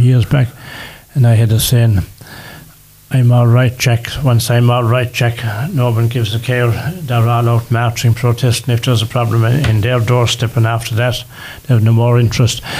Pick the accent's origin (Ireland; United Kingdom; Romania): Ireland; we are Irish, and we are Irish